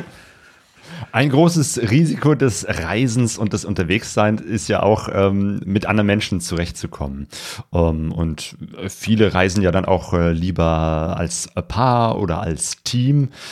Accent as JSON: {"language": "German", "country": "Germany", "said": "als Deutsche"}